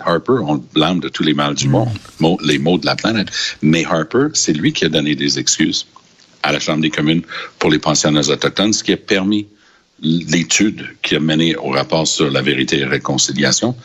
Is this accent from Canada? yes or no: yes; Quebec, Canada; je viens du Québec